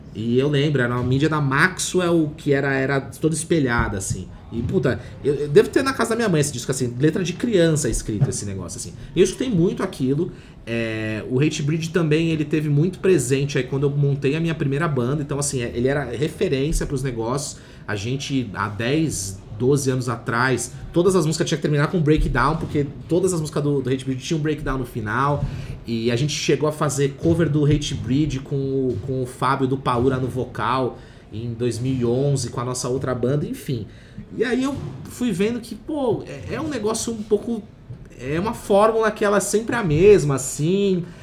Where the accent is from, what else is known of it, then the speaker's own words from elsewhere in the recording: Santos, São Paulo, Brazil; eu sou de Santos